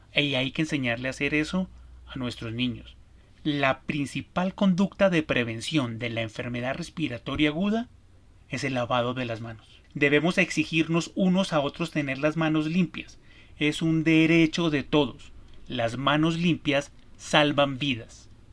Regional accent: Colombia; En mi país, Colombia

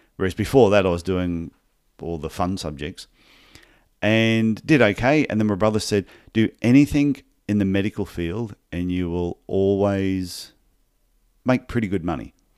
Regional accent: Brisbane, Queensland, Australia; also born or lived in Gold Coast; I was born in Brisbane, in Queensland, Australia. And, and I, st- I did podiatry studies in exactly the same town

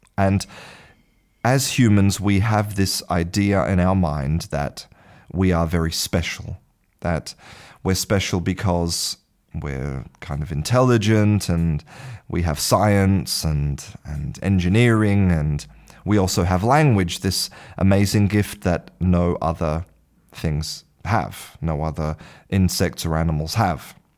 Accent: Australia; first language English; moved away as an adult; now in Spain; I was born in Australia and spent the first half of my life in Australia, now I live in Spain.

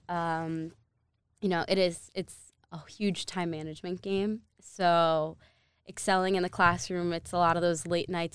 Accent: New Jersey, United States; moved away; I lived in New Jersey. I was born in New Jersey.

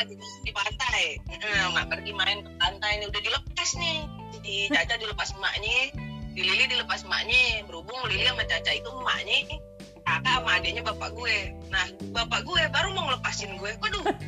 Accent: Jakarta, Indonesia; also born or lived in Teluk Naga; lahir di Jakarta, gede di Cengkareng.

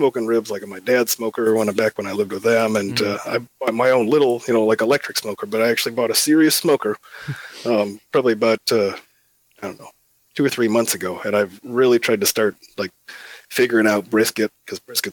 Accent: Illinois, United States; moved away as an adult; also born or lived in Davenport, Iowa; now in Savannah, United States; I grew up in Illinois, so when I moved down south here

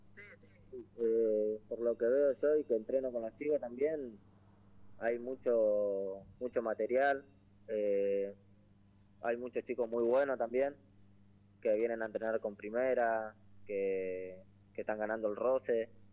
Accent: Rosario, Santa Fe, Argentina; soy de Rosario, vivo ahí en Barrio Alvear, cerca, cerca del centro

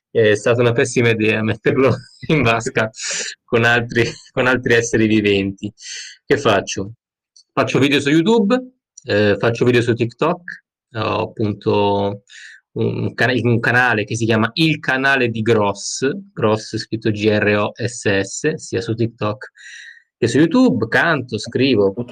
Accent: Milan, Lombardy, Italy; sono di Milano

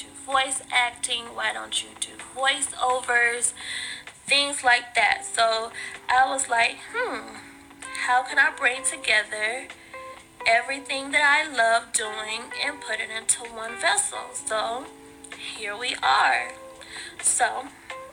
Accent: Atlanta, Georgia, United States; now in Stone Mountain, United States; I was born and raised in Atlanta, Georgia, currently in Stone Mountain, so I haven't ventured too far away.

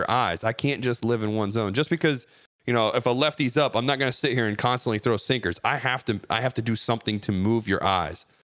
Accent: Ohio, United States; my home state of Cleveland or Cincinnati

